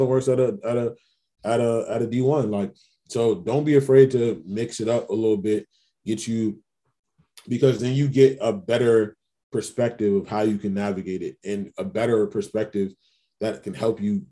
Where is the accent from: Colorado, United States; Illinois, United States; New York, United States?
New York, United States; New York City; I'm from Queens. I'm a big basketball fan, big New York Knicks fan